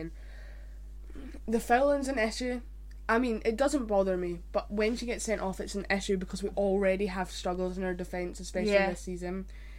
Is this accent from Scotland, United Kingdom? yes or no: yes; Scotland, United Kingdom; being Scottish.